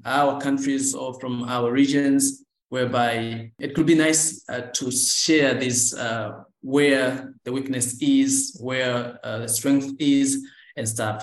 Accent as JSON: {"language": "English", "country": "Tanzania", "said": "I'm from Tanzania"}